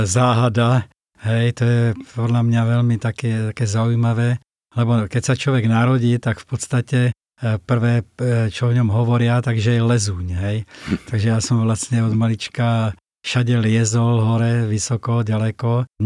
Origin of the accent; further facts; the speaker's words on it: Moravia, Czechia; now in Slovakia; Presťahoval som sa z Moravy na Slovensko a vlastne tu som začal nejakým spôsobom vo väčšej miere robiť to, čo som robil už dávno predtým.